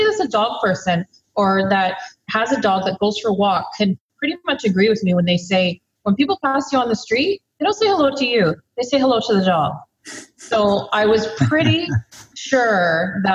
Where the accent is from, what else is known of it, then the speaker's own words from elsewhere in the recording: Lower Mainland, British Columbia, Canada; also born or lived in Victoria, British Columbia; Born and bred in BC, so I'm pretty much a coastal girl through and through. Grew up right here in the Lower Mainland